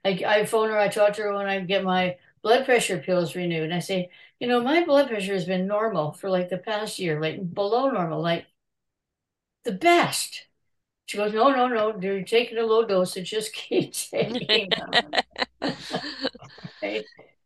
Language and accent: English; Canada; now it's and CA is good because I am Canadian.